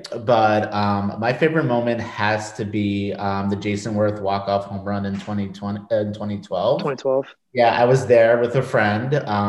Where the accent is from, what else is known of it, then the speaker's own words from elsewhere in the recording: New York, United States; now in Washington, D.C., United States; growing up in New York